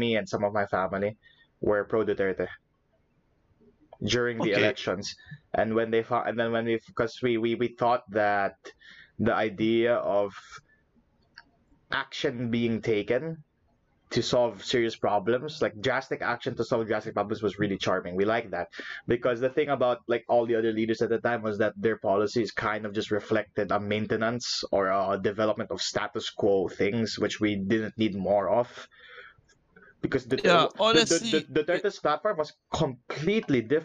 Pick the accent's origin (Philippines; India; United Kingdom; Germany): Philippines; moved away; coming back home to the Philippines